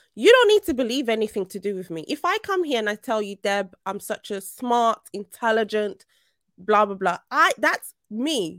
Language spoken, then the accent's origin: English; Nigeria; now in United Kingdom; I'm Nigerian